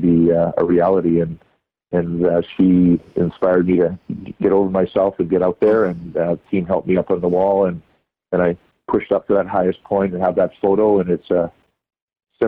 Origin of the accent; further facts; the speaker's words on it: Canada; he welcomed me in as a Canadian